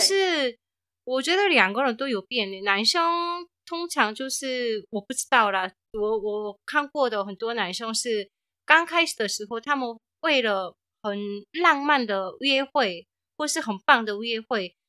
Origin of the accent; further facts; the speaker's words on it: South Korea; moved away; 我是从韩国来的